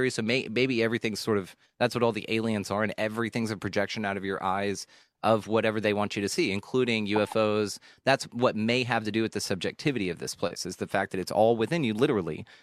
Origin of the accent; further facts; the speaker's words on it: the South, United States; I was raised in the South. Everybody's ma'am if you're 6 years old, if you're six, you're yes ma'am, yes sir.